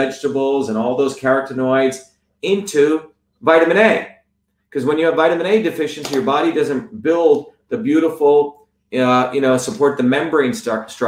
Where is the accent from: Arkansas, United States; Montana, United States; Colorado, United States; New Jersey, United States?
New Jersey, United States; I grew up in New Jersey